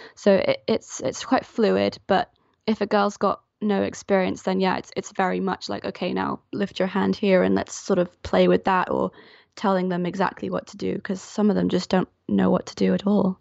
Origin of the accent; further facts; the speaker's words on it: Geneva, Switzerland; moved away as an adult; also born or lived in London; now in Falmouth, United Kingdom; I'm actually from Switzerland. I grew up in Geneva until I was eighteen, and then I moved over to Falmouth, where I live now, for university